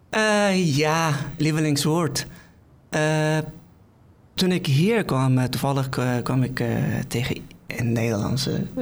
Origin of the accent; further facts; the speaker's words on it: Afghanistan; Dutch is a second language; moved away as an adult; also born or lived in Netherlands; now in The Hague, Netherlands; Ik kom uit Afghanistan. sinds 2016 woon ik in een prachtig land, in Nederland.